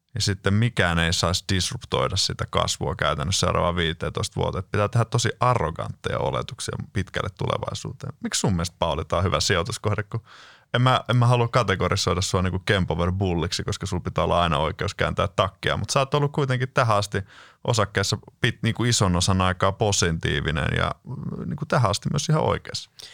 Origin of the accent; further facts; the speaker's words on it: Lahti, Päijänne Tavastia, Finland; olen Lahdesta kotosin